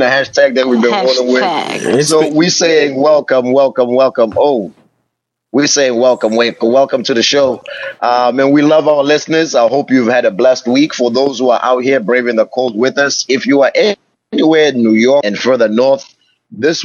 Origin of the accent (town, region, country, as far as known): South Africa; moved away